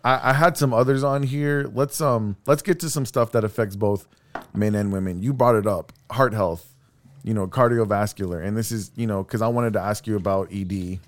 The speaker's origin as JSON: {"language": "English", "town": "Texas City", "region": "Texas", "country": "United States", "said": "I'm from Texas City."}